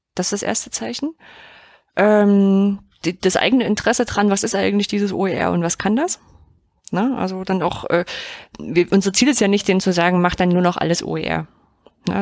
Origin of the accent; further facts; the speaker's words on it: East Germany, Germany; ich bin ja im Osten groß geworden